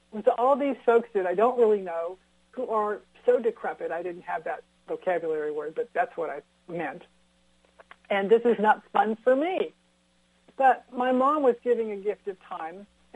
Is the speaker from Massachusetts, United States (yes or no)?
no; California, United States; I grew up in California. I'm an eighth generation Californian